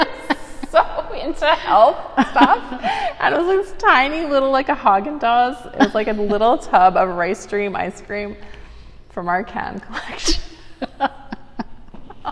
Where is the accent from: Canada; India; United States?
Canada; Winnipeg, Manitoba; moved away as an adult; also born or lived in Abbotsford, British Columbia; now in Lethbridge, Canada; I was born and raised in Winnipeg